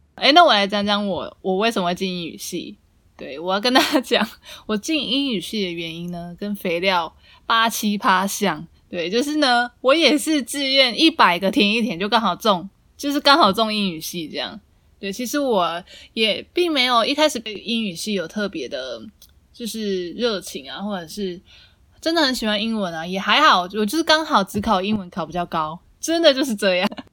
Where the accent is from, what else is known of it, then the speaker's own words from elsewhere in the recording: southern Taiwan, Taiwan; 因为我是南部人